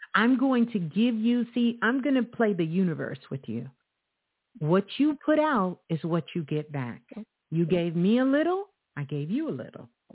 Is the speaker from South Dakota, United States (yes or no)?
no; New York City, New York, United States; Brooklyn, my home